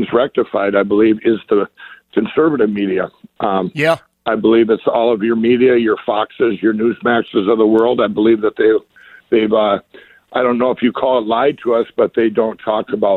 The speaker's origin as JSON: {"language": "English", "region": "Minnesota", "country": "United States", "said": "I come from Minnesota"}